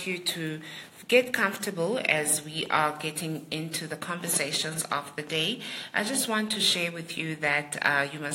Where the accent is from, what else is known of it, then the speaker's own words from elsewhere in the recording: Ntabankulu, Eastern Cape, South Africa; Ngumxhosa, and my tribe, tribe yamaMpondo, and I'm from the Eastern Cape, in a town called Untabankulu, and that's where my heritage is